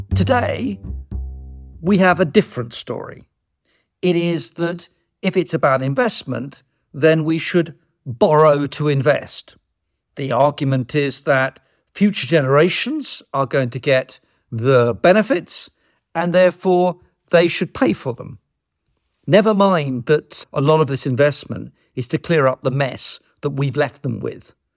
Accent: United Kingdom; us as British citizens

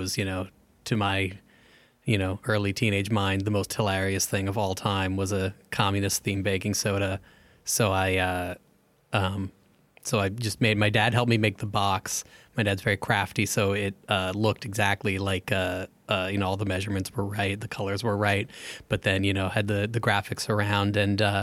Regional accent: New Jersey, United States; My hometown in Jersey

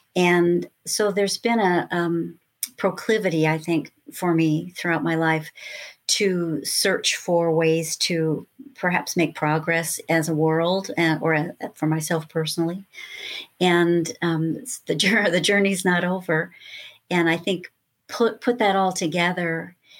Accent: Lakewood, California, United States; also born or lived in Los Angeles, California; starting as a little girl growing up in Lakewood, California

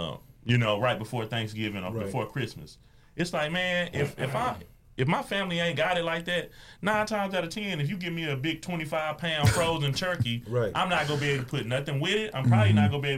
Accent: Greenville, Texas, United States; now in Dallas, United States; I'm from Greenville, Texas, but I live in Dallas.

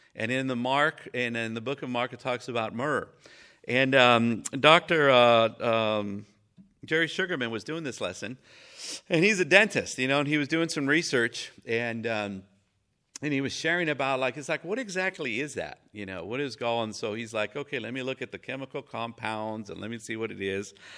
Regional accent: Mexico; moved away; I was raised in Mexico

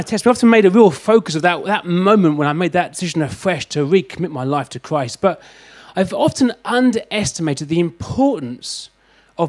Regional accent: London, United Kingdom; I'm from London

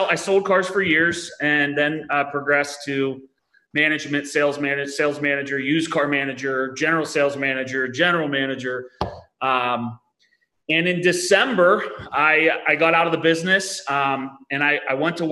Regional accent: Pittsburgh, Pennsylvania, United States; I'm from Pittsburgh, Pennsylvania, born and raised

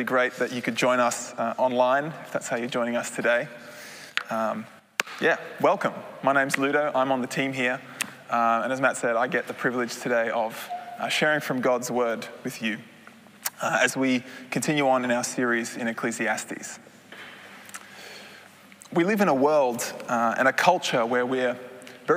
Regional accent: Australia; moved away as an adult; now in Netherlands; I am originally a Dutchman, but I grew up in Australia, as you might be able to hear

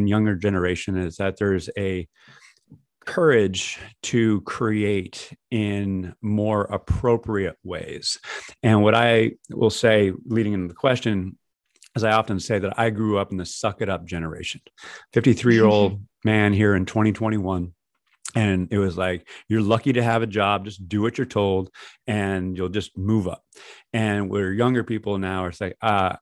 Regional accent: California, United States; From an American standpoint, Californian as I am standpoint, I talk English differently than you speak English

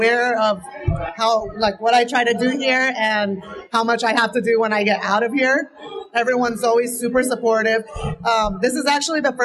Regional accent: Santa Ana, California, United States; now in Anaheim, United States; I'm actually from Santa Ana

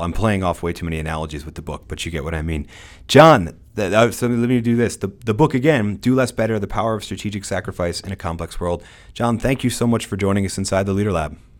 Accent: United States; I'm an American

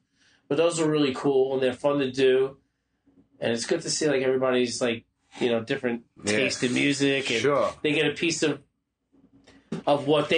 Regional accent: Brooklyn, New York, United States; I'm an old hardcore guy, you know, grew up going to CB's, I grew up in Brooklyn, I'm a kung fu guy.

